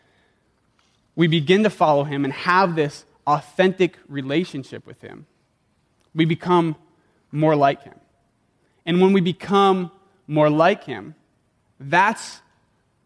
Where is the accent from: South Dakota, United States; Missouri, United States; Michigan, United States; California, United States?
South Dakota, United States; moved away; Taco Bell was the only Mexican food I knew growing up in South Dakota